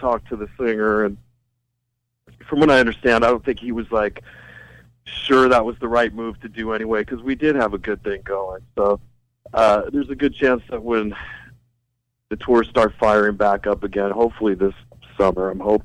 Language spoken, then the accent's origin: English; L.A. or San Diego, California, United States; my hometown